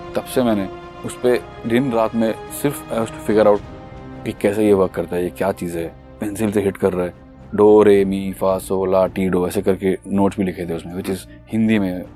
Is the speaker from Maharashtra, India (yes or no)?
yes; Mumbai, Maharashtra, India; मैं बॉम्बे का ही पला बड़ा हूँ मुंबई शहर का पला बड़ा लड़का हूँ